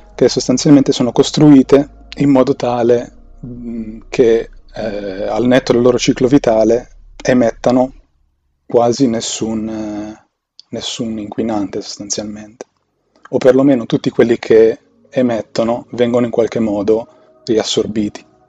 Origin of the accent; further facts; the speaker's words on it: Milan, Lombardy, Italy; Sono un tizio normalissimo di Milano che ha superato i 30